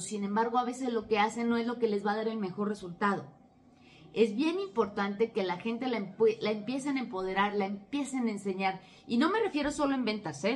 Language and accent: Spanish; Mexico; soy de México